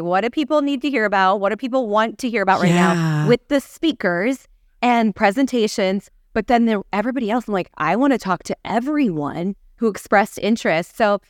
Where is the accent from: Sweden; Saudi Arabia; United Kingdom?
Saudi Arabia; You know, going back to me growing up in Saudi Arabia, we're like, okay, that might be fun for our family to have that opportunity to do together.